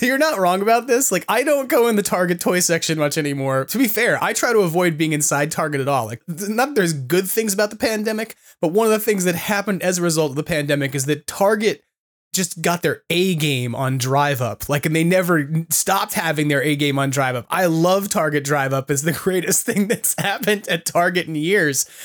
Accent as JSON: {"language": "English", "region": "California", "country": "United States", "said": "as a Californian"}